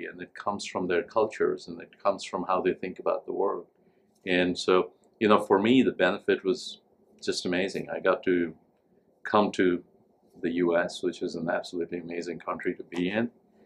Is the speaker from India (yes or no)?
yes; India; moved away as an adult; also born or lived in Delhi, India / Tennessee, United States; now in United States; I grew up in India